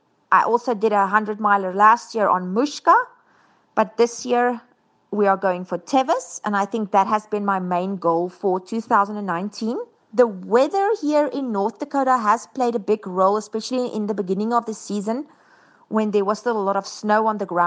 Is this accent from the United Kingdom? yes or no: no; South Africa; moved away as an adult; now in United States; I am 39 years old, and I am originally from South Africa. I moved here to America about 8 years ago.